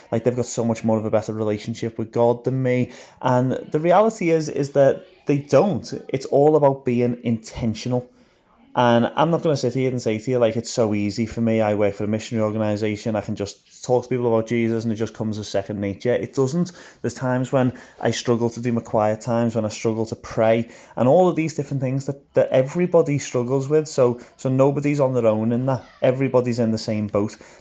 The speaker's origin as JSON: {"language": "English", "town": "Liverpool", "region": "North West England", "country": "United Kingdom", "moved": "as an adult", "lives_now": "Belfast, United Kingdom", "said": "I am from Liverpool, so I've lived in Liverpool most of my life, but about nine years ago now, I moved over to just outside Belfast in Northern Ireland"}